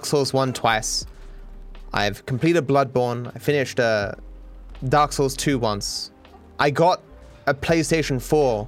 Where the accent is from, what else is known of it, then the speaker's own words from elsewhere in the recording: Australia; accent: cultivated Australian; No, I'm Australian. My parents are Australian, their parents are Australian, but I don't have the stereotypical Australian accent.